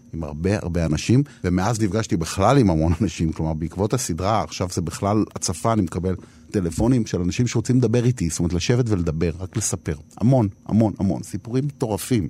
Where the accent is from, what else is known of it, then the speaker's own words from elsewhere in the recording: Herzliya, Tel Aviv District, Israel; שהייתה לי ילדות אה, מסובכת, אה, לכאורה יפה כזאת, הרצליה פיתוח